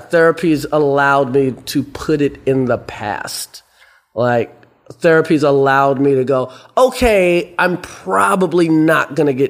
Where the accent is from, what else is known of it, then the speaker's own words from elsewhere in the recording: New York City, New York, United States; also born or lived in South Carolina; I lived in Brooklyn before it was hip. I mean, I was born in South Carolina, raised in Brooklyn.